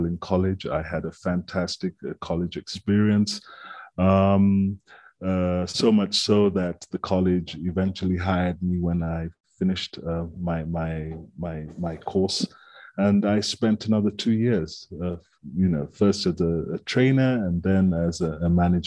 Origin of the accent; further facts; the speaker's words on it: Kenya; I am a Kenyan, thoroughbred